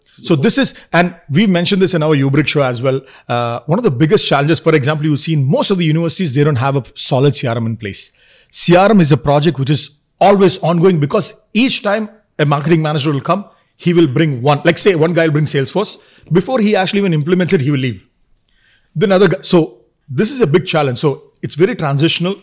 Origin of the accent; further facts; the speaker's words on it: Kerala, India; also born or lived in Dubai; I'm from Kerala